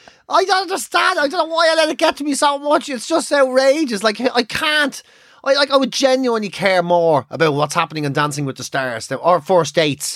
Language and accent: English; Ireland